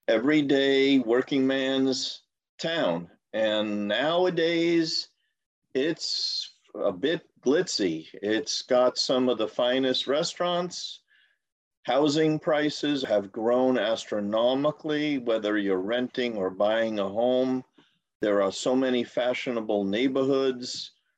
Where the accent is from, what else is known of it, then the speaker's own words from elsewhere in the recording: New York City, New York, United States; moved away as an adult; I was born in Brooklyn, in Women's General Hospital in Brooklyn, 1955. And I grew up in Brooklyn, in Canarsie, Brooklyn. First 2 years after I was born, my parents lived in Flatbush, but then they moved to the new neighborhood that was under development in Canarsie